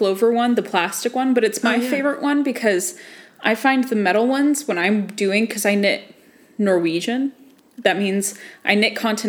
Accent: United States; I'm an American

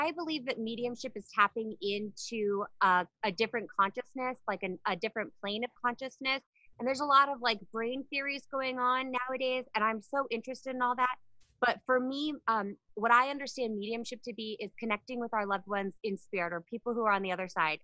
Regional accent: Palmer, Alaska, United States; I'm from Alaska, a really small town. Hello to everybody in Palmer, Alaska

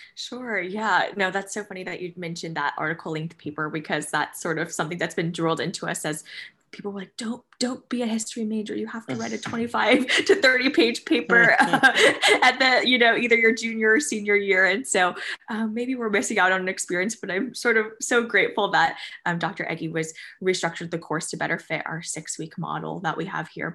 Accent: New Jersey, United States; moved away as an adult; now in Danville, Kentucky, United States; I'm from New Jersey, so quite far away from Danville, Kentucky

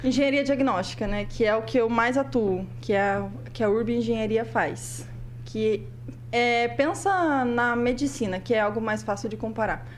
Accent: Prudentópolis, Paraná, Brazil; eu sou lá de Prudentópolis

